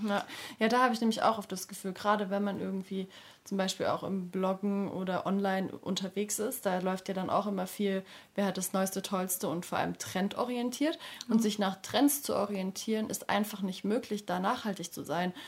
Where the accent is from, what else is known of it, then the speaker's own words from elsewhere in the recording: area around Stuttgart, Baden-Württemberg, Germany; Also ich komme aus der Ecke von Stuttgart